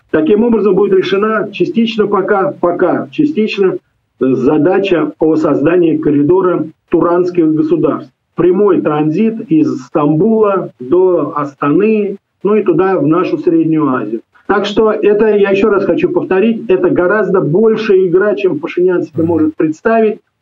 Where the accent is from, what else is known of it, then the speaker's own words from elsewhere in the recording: Russia; я родился и вырос в России